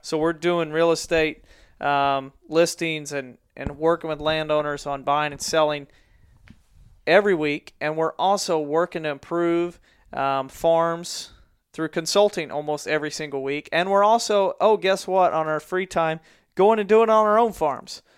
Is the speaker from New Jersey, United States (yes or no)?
no; Mansfield, Missouri, United States; in my hometown of Mansfield, Missouri